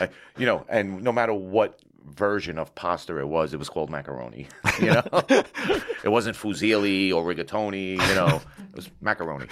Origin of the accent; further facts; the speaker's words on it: New York City, New York, United States; Growing up in, eh, you know, um, even in Carroll Gardens, it was phenomenal